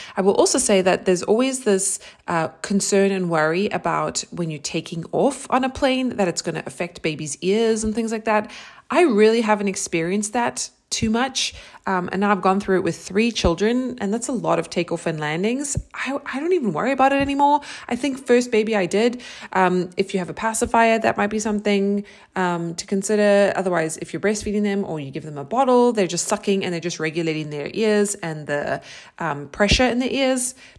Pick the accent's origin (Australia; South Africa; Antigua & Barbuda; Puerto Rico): South Africa; moved away as an adult; also born or lived in New York, United States; now in Austin, United States; I am originally from South Africa. I lived there for twenty-six years. So all of my formative years